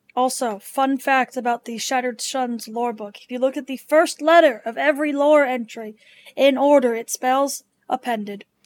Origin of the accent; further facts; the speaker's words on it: Washington, United States; now in Ohio, United States; my home state of Washington.